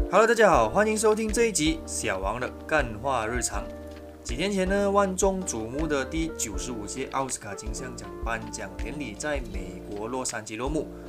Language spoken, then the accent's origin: Chinese; Malaysia; 我们身为马来西亚人